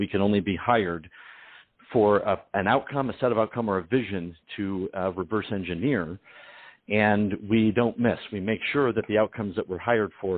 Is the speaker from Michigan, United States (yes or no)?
yes; Detroit, Michigan, United States; My family's Sicilian, Ukrainian, and I'm from Detroit.